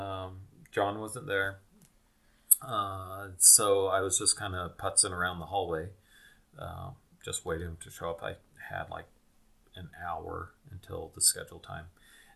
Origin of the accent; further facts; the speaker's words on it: Wisconsin, United States; moved away; also born or lived in Logan, Utah / Utah; I spent the first half of my life in Wisconsin. And then later the family moved back to Utah